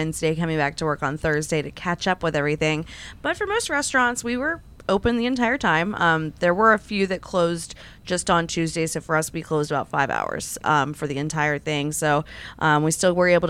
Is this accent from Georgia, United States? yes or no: no; Jacksonville, Florida, United States; also born or lived in Tampa; I'm from Jacksonville